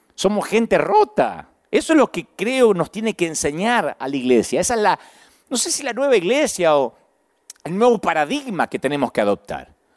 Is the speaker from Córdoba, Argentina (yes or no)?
no; Billinghurst, Buenos Aires Province, Argentina; Por algo Dios hizo que yo naciera en Billinghurst, San Martín, Buenos Aires y no en Massachusetts. Por algo Dios me dio este acento y no otro